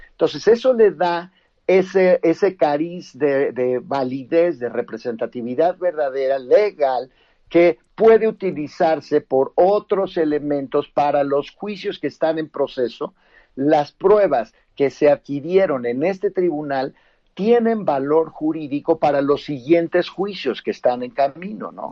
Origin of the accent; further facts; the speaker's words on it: Mexico; como mexicanos